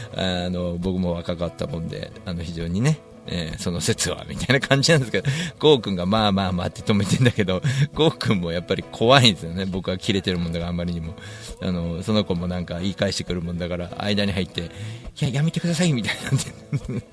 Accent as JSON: {"language": "Japanese", "region": "Tokyo", "country": "Japan", "tie": "born or raised there", "said": "地元大森"}